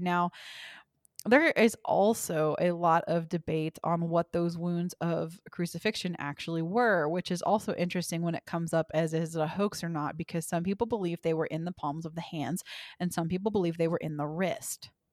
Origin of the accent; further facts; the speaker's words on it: Forney, Texas, United States; most of where I grew up in Forney was Baptist